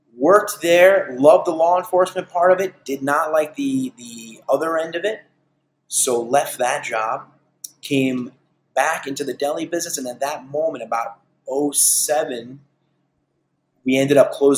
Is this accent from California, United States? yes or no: no; Huntington, New York, United States; we're born and raised in Huntington. We love Huntington